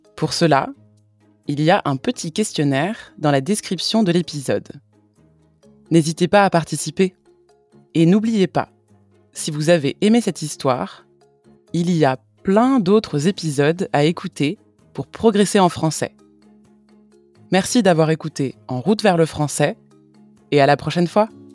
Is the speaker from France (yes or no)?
yes; France; Je suis française